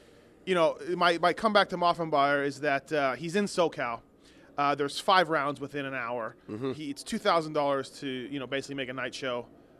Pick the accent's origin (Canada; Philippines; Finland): Canada; now in United States; I'm Canadian, but I've lived in the U.S. for a long time now